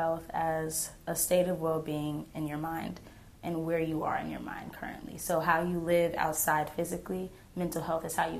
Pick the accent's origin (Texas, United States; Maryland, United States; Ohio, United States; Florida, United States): Texas, United States; born there; also born or lived in Kansas / Oklahoma / South Carolina; So I like to tell people I was born and raised everywhere. I was born in Texas. I then moved to Kansas, then I moved to Oklahoma, then I moved to South Carolina, and now I'm back in Texas and Oklahoma